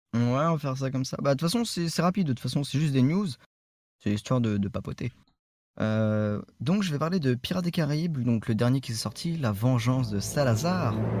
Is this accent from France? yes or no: yes; France; je suis français.